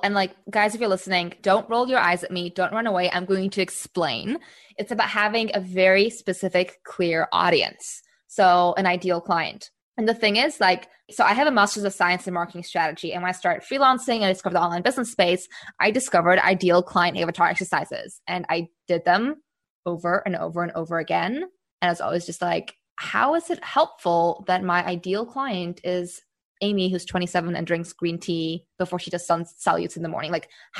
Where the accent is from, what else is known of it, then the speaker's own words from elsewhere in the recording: Singapore; also born or lived in United States / Czech Republic; now in Amsterdam, Netherlands; I'm based in Amsterdam in the Netherlands, although I grew up in Singapore and all over the US and also Czech Republic.